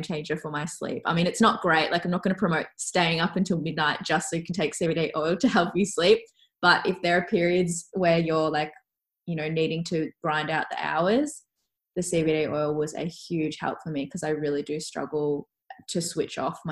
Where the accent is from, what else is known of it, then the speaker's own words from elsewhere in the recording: Melbourne, Victoria, Australia; also born or lived in Canada; I'm from Melbourne originally, so Melbourne is so, so cold